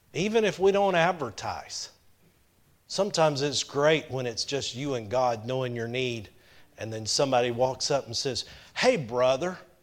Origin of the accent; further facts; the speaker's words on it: Powder Springs, Georgia, United States; I grew up in Powder Springs, about two hours north of here